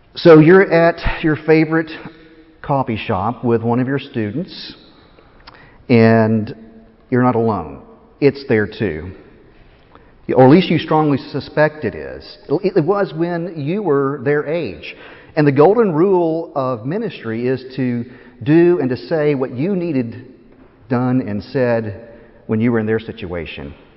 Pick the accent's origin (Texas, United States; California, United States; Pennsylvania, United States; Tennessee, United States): Tennessee, United States; moved away as an adult; also born or lived in Chattanooga, Tennessee; now in Philadelphia, United States; I'm from Tennessee